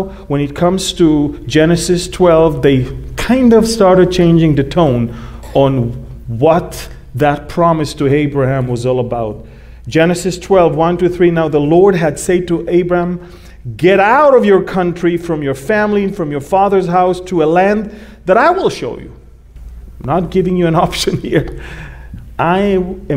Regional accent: Jerusalem, Jerusalem District, Israel; I come from Israel. I'm a Jew from the tribe of Judah, born in Jerusalem, from the nation of Israel

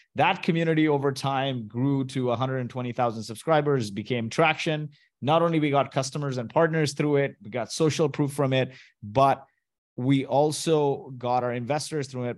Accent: Kuwait; moved away; also born or lived in Mumbai, India; I was born in Kuwait to Indian parents

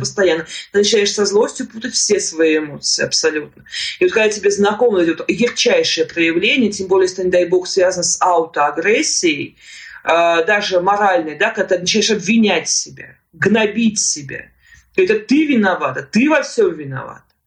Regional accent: Yaroslavl, Yaroslavl Oblast, Russia; moved away as an adult; now in Moscow, Russia; я жила до этого времени в Ярославле

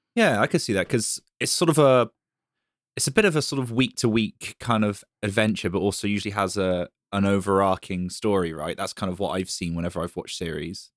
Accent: United Kingdom; I'm British

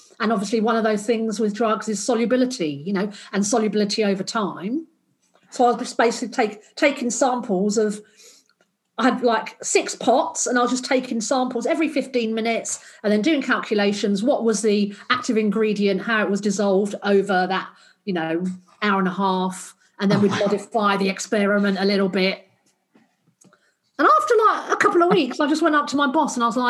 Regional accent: London, United Kingdom; moved away as an adult; also born or lived in Australia; I grew up in South London.

